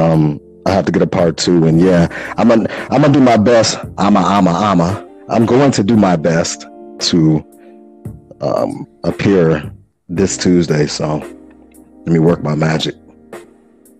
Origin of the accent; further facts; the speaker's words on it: Chicago, Illinois, United States; as a Chicagoan from the Wild Wild